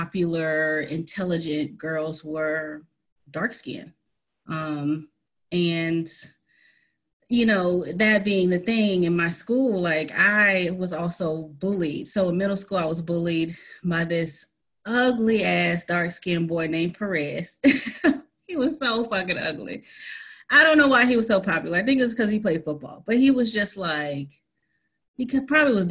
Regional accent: College Park, Georgia, United States; also born or lived in New York; I grew up in College Park, Georgia

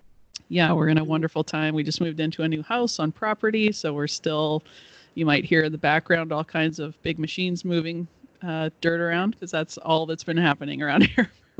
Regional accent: outside of Vancouver, British Columbia, Canada; also born or lived in United States; Well, I'm Canadian, and I am over here just in outside of Vancouver, British Columbia.

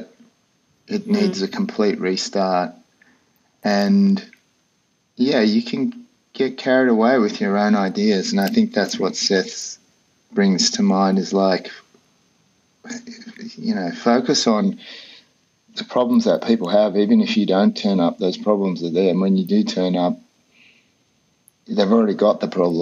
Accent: Australia; moved away as an adult; also born or lived in Colorado; I grew up in Australia, lived in the outback for many years

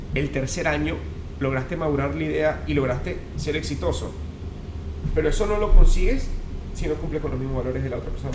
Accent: Upata, Bolívar, Venezuela; moved away; also born or lived in Caracas, Venezuela; en Upata, en, Upata, donde nací, en Estado Bolívar

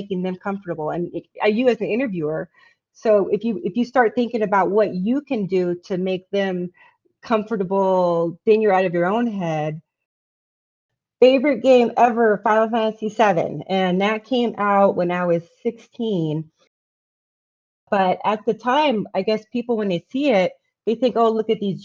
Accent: Kent, Washington, United States; moved away; I grew up in the Washington State area near Seattle. Kent, Washington

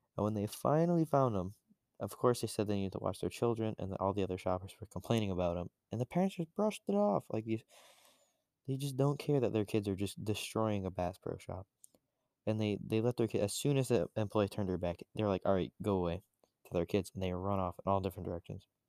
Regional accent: Florida, United States; moved away; I'm from Florida

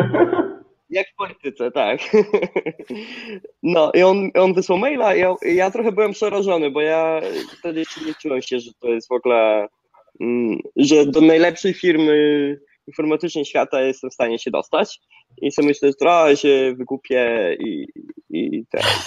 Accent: small village near Zambrów, Podlaskie Voivodeship, Poland; moved away as an adult; now in San Francisco, United States; Ja pochodzę z małej wsi na Podlasie, zresztą gdzie teraz jestem, odwiedzam akurat rodziców. Nie nadaję z San Francisco, tylko e, z małej wsi pod Zambrowem.

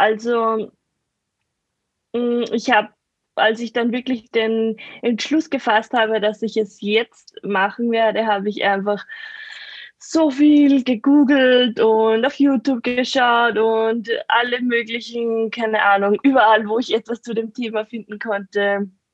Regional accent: near the Attersee, Salzkammergut, Upper Austria, Austria; Aus Oberösterreich. Ah. Also Nähe, Nähe vom Attersee, Salzkammergut

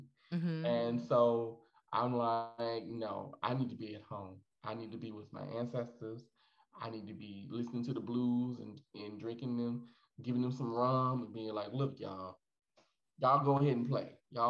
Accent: Midwest, United States; accent: Midwestern; also born or lived in Houston; Maybe then I'll bring back my Midwestern accent.

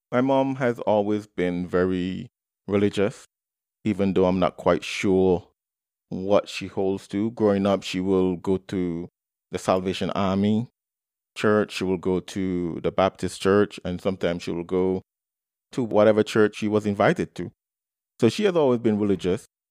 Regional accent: Antigua & Barbuda; I was born and raised in the Twin Island Nation of Antigua and Barbuda

